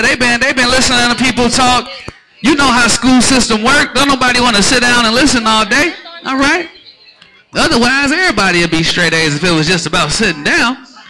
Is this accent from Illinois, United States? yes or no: yes; Chicago, Illinois, United States; now in Atlanta, United States; I'm from Chicago